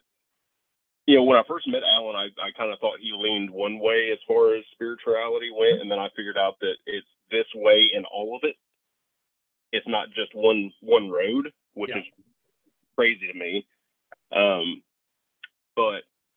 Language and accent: English; Shoals, Indiana, United States; where I grew up was in Shoals, about 20 miles from where I live now, about 20 miles from work